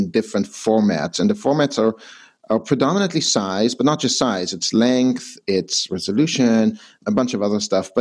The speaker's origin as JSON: {"language": "English", "country": "Israel", "tie": "born or raised there", "also_born_or_lived": "Canada", "moved": "as an adult", "said": "I was born and raised in Israel to a Canadian mom and an Israeli dad"}